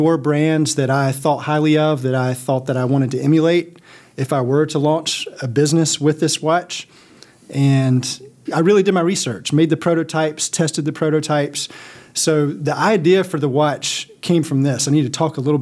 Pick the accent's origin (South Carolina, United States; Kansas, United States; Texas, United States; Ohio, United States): South Carolina, United States; I'm from South Carolina, and we live in Columbia now.